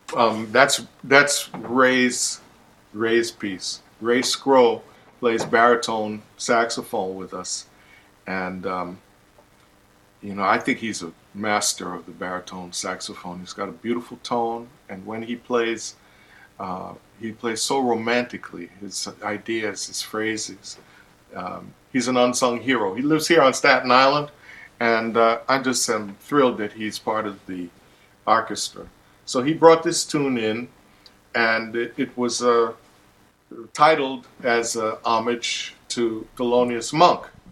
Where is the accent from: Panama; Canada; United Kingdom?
Panama; moved away; also born or lived in Brooklyn, New York; I'm from Panama and lived in Brooklyn